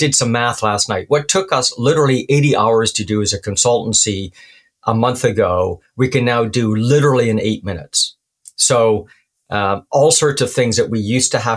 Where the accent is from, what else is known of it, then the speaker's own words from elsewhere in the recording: Canada; Being Canadian